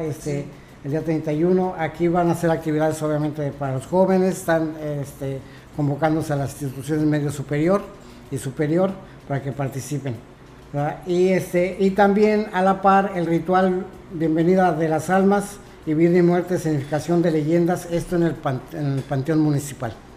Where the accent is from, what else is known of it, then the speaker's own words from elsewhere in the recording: Mexico; somos mexicanos